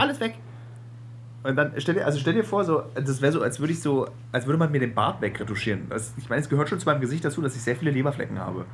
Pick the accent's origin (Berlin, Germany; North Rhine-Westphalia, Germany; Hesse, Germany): Berlin, Germany; dass wir beide echte Berliner